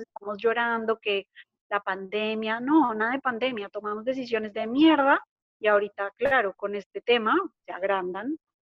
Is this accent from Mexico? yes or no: no; Colombia; hablando como colombiana